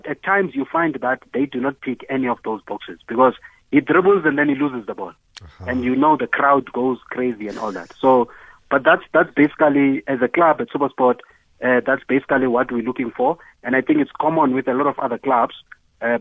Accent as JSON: {"language": "English", "region": "Eastern Cape", "country": "South Africa", "tie": "born or raised there", "also_born_or_lived": "Johannesburg", "moved": "as an adult", "said": "I come from Eastern Cape"}